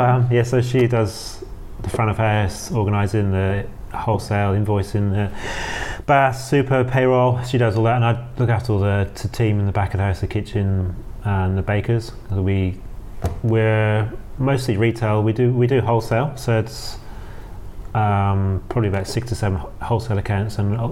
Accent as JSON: {"language": "English", "town": "Penzance", "region": "South West England", "country": "United Kingdom", "tie": "born or raised there", "said": "Yeah, Penzance, Cornwall."}